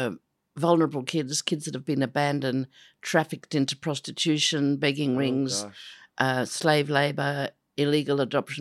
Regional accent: Adelaide, South Australia, Australia; In the foothills of Adelaide to a loving, peaceful, secure family. I was the fourth of four girls.

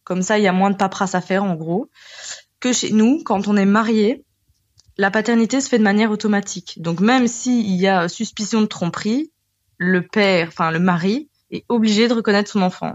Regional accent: Belgium; nous sommes belges avec mon conjoint

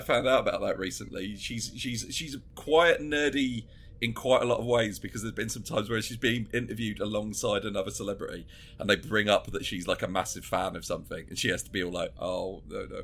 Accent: Brentwood, East of England, United Kingdom; I'm from the town Brentwood, the uh, same place as the only way is Essex, which is why I, I don't live there anymore

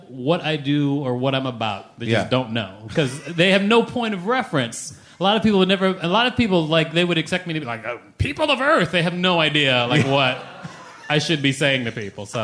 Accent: Minneapolis, Minnesota, United States; I grew up mostly in Minneapolis

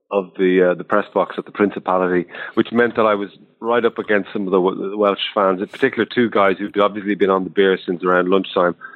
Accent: Ireland; as an Irishman

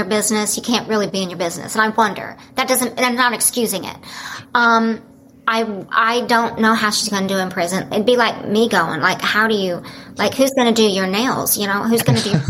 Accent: Oklahoma, United States; also born or lived in Dallas; I grew up in Oklahoma

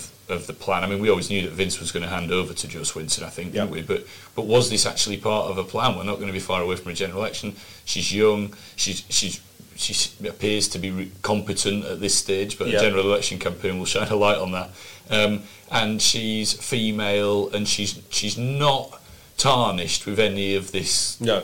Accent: near Dewsbury, Yorkshire and the Humber, United Kingdom; I'm not actually from Dewsbury, but it's not far away from where I'm from

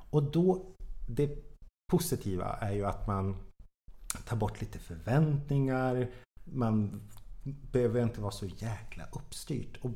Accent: Jokkmokk, Norrbotten County, Sweden; now in Stockholm, Sweden; Det var precis samma sak när jag flyttade från Jokkmokk till Stockholm. Jag kände typ ingen människa

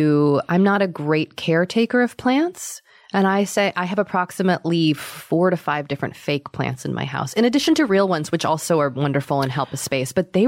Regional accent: Massachusetts, United States; I am from Massachusetts.

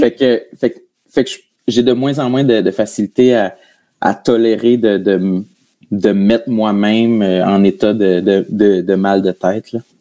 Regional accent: New Richmond, Quebec, Canada; moved away as an adult; now in Montreal, Canada; je viens de New Richmond, qui est le village, un des villages voisins

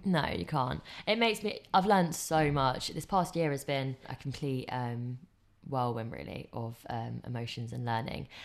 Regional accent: England, United Kingdom; I grew up in England

